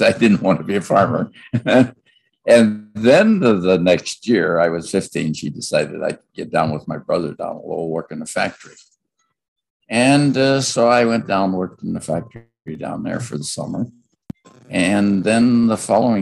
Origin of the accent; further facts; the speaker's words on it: Gary, Indiana, United States; also born or lived in Crown Point, Indiana; So we moved up to Glen Park in Gary and got a home there. And I grew up there in Glen Park